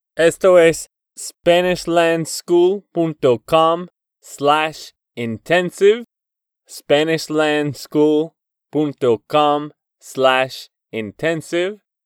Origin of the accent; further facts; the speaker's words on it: Texas, United States; de Texas, Estados Unidos